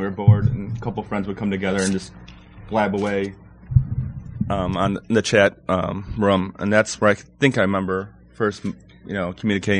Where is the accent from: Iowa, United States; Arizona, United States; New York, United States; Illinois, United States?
Illinois, United States; now in Baltimore, United States; I'm originally from Illinois, but I live in Maryland, Baltimore, an area now.